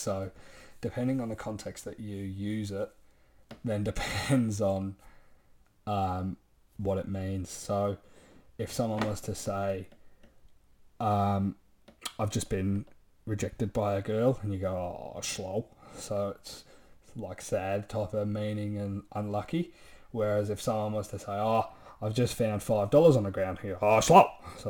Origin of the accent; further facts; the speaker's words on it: Gold Coast, Queensland, Australia; also born or lived in Manchester, United Kingdom; I was born in Manchester in the UK in 1998. So at the moment, I'm 21 years old. In 2006, I think I was about 8 years old, my family moved to the Gold Coast in Queensland, Australia.